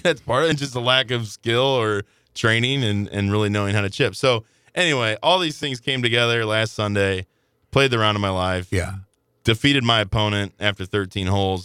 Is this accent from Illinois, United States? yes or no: yes; Belleville, Illinois, United States; I grew up in Belleville, Illinois